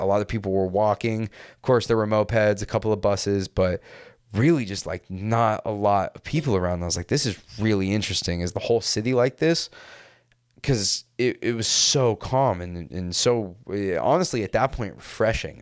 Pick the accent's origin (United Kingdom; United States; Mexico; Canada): United States; California; growing up in California